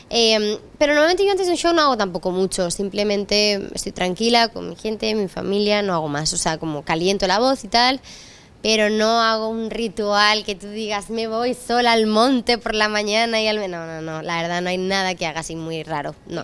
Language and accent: Spanish; Spain; soy la primera mujer em, española en hacer un Santiago Bernabéu